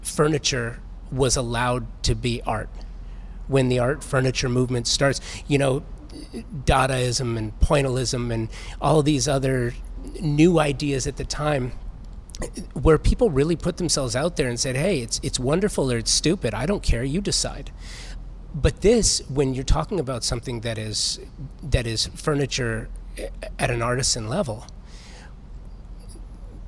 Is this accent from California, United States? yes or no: yes; Los Angeles, California, United States; I'm a native Angeleno. Born and raised, moved around, but always come home